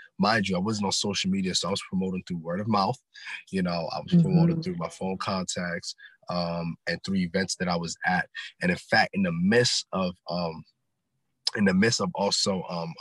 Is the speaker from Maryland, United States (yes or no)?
yes; Silver Spring, Maryland, United States; also born or lived in Ghana; Born and raised in Silver Spring, Maryland, originally from Ghana, West Africa